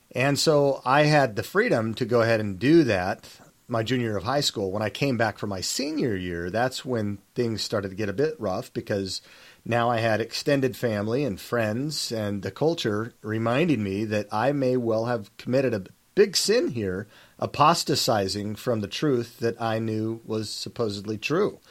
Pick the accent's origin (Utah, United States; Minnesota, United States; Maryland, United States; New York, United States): Utah, United States; Salt Lake City; I was born and raised in Salt Lake City, Utah, and knew nothing else